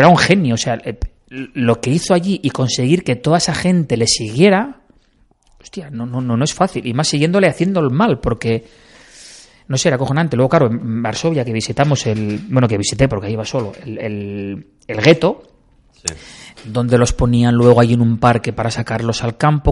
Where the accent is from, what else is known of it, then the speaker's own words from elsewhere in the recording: Bañugues, Asturias, Spain; salí de, de Bañugues, de mi pueblo